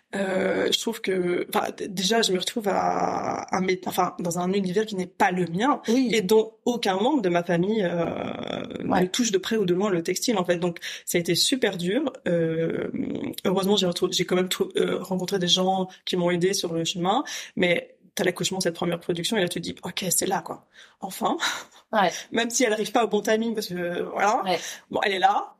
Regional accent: St. Barthélemy; moved away as an adult; also born or lived in Paris, France; now in Brussels, Belgium; moi j'ai grandi à Saint-Barthélemy. Euh, Saint-Barthélemy c'est aux Antilles françaises

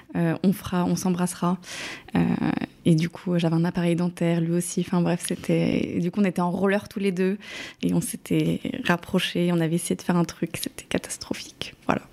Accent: eastern France, France; now in Paris, France; je suis originaire de l'Est de la France

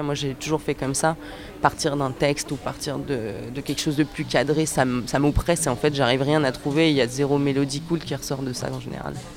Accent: Annecy, Auvergne-Rhône-Alpes, France; Je suis de Haute-Savoie, mais j'ai quand même pas mal euh, voyagé

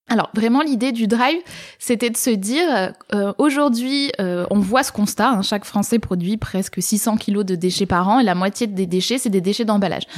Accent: Var, Provence-Alpes-Côte d'Azur, France; moved away as an adult; now in Toulouse, France; j'ai grandi dans le Var, j'étais jamais vraiment sortie de la ville dans laquelle j'avais grandi

